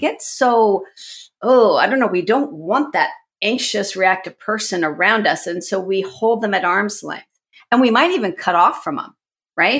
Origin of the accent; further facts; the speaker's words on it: Washington, District of Columbia, United States; I actually grew up in the Washington, D C area, so I'm sort of an anomaly because I'm a native.